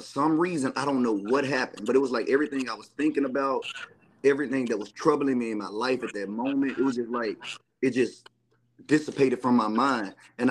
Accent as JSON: {"language": "English", "town": "McGehee", "region": "Arkansas", "country": "United States", "tie": "born or raised there", "said": "Being from Arkansas is honestly pretty humbling."}